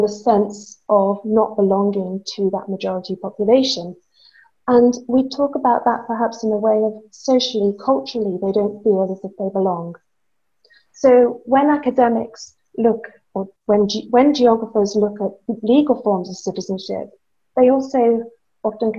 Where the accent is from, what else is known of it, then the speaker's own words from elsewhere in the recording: Guernsey; I grew up in the Channel Islands. I'm from Guernsey.